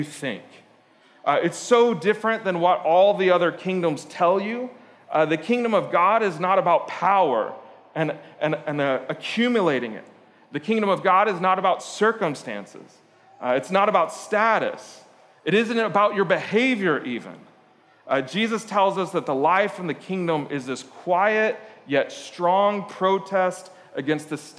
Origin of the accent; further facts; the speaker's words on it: Lisbon, Portugal; moved away; I grew up in Lisbon, Portugal.